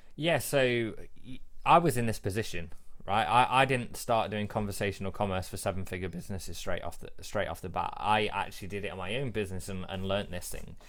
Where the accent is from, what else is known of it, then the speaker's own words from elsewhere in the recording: England, United Kingdom; I'm English